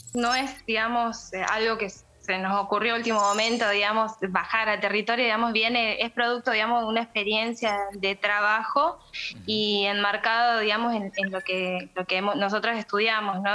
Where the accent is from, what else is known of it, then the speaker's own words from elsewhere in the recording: Santa Victoria Este, Salta, Argentina; yo soy de allá, me crié en Santa Victoria Este y conozco la realidad del lugar, además soy de un pueblo indígena